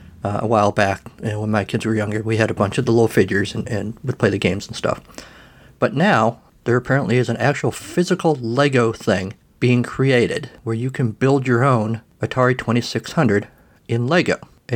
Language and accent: English; United States; I'm an American.